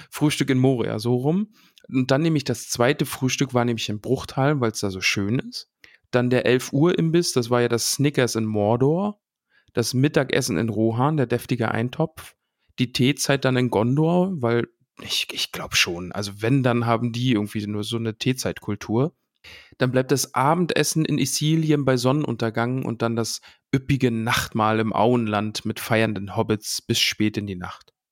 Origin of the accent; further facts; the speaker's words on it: Solingen, North Rhine-Westphalia, Germany; Ich komme aus Solingen. Ja, Solingen, Schmolingen, also wirklich. Das ist die Klingenstadt.